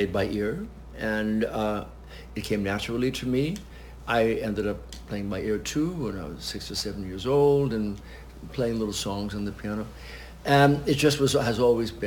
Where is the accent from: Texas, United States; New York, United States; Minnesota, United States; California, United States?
New York, United States; Westchester County; also born or lived in Washington, D.C.; now in New York, United States; I was born in Westchester County, so I would go in and I knew New York.